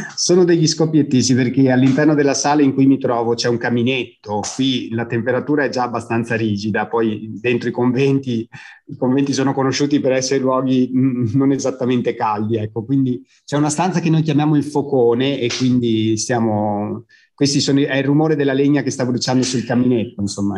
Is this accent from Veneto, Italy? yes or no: yes; Villafranca Padovana, Veneto, Italy; sono nato in provincia di Padova, in un piccolo paese che si chiama Villafranca Padovana